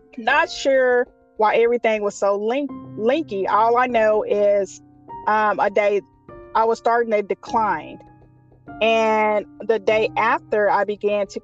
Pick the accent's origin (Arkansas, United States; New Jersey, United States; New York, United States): Arkansas, United States; Little Rock; I'm from Little Rock, Arkansas.